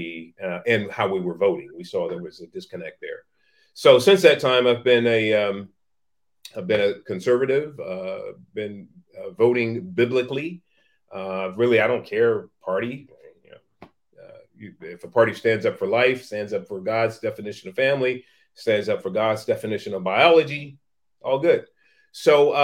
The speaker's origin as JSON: {"language": "English", "town": "San Francisco", "region": "California", "country": "United States", "tie": "born or raised there", "said": "was born in Hunters Point Projects in San Francisco in the 1960s"}